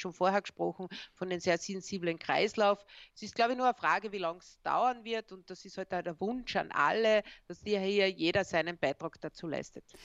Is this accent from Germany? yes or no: no; Austria; wo wir ja als Österreicher, das vergessen wir sehr oft, ganz, ganz stark aus dem CI e und deren Entwicklung profitiert haben.